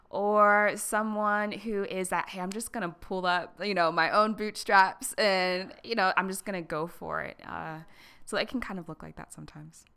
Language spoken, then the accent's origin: English; Harrisburg, Pennsylvania, United States; came back to, like, my hometown in Harrisburg